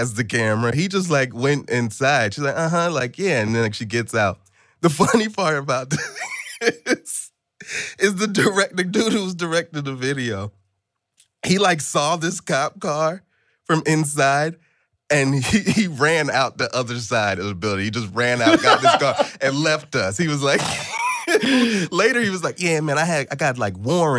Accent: Atlanta, Georgia, United States; I grew up in Atlanta and spent like a good part of my formative years out there

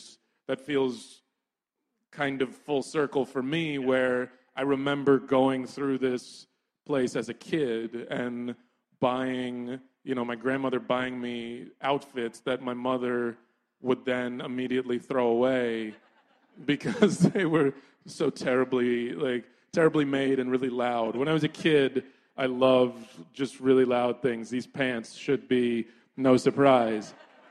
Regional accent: New York, United States; born there; also born or lived in Brooklyn, United States; I spent a lot of time in Brooklyn as a kid. I was born in New York, and my grandmother lived in Crown Heights.

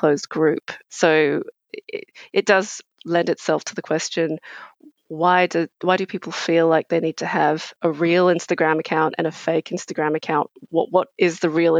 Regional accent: England, United Kingdom; now in Australia; I grew up in England, and I'm of Asian origin.

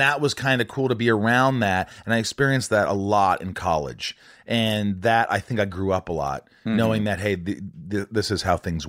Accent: Indiana, United States; And I grew up in Indiana. Being a Jew, I mean, people thought it was hard, but it wasn't that bad.

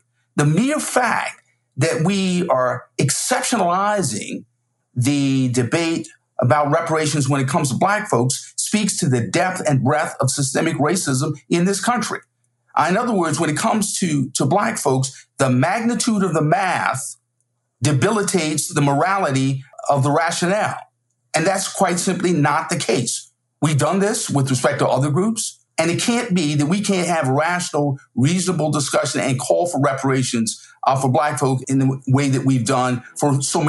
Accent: South Carolina, United States; We're both from South Carolina. We're both graduates of Yale Law School. We both teach at Harvard.

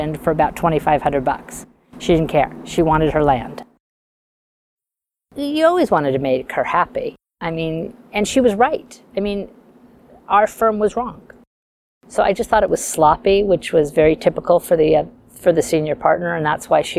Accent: Beverly Hills, California, United States; I grew up in Beverly Hills.

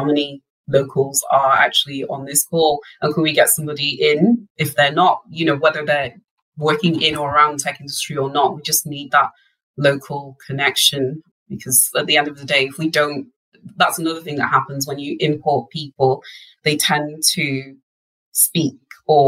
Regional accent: Wales, United Kingdom; where I grew up in North Wales, actually.

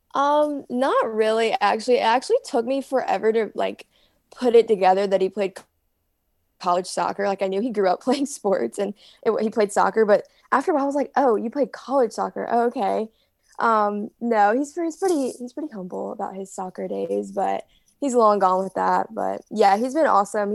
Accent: Greenville, North Carolina, United States; I'm from Greenville

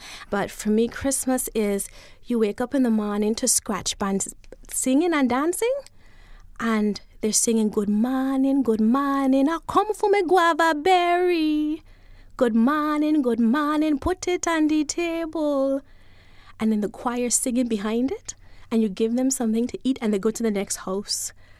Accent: Saint Thomas, U.S. Virgin Islands; born there; And I was born in St. Thomas.

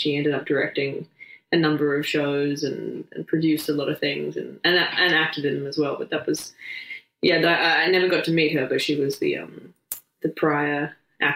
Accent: Adelaide, South Australia, Australia; Born and raised in Australia, in Adelaide. And I grew up with my parents and sisters in a place next to a national park.

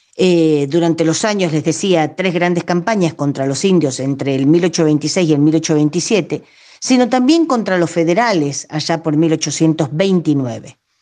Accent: Roque Pérez, Buenos Aires Province, Argentina; acá cerca de Roque Pérez, de Mis Pagos

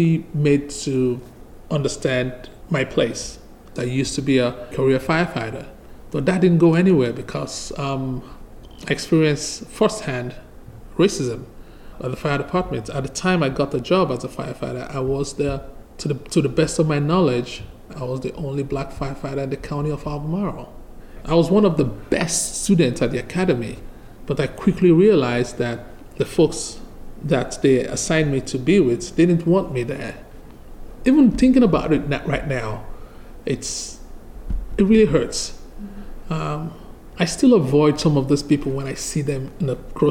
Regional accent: Nigeria; moved away as an adult; now in Charlottesville, United States; I moved here from Nigeria back in 2008.

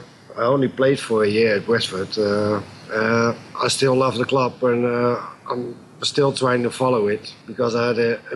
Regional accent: Netherlands; English is a second language; moved away as an adult; now in England; Playing for Bradford was one of the amazing things when I came over from Holland to England.

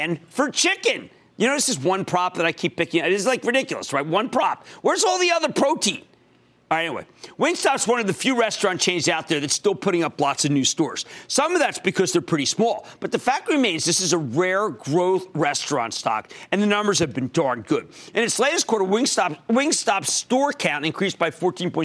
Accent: Philadelphia, Pennsylvania, United States; I used to pronounce it as Popeyes because I'm from Philadelphia

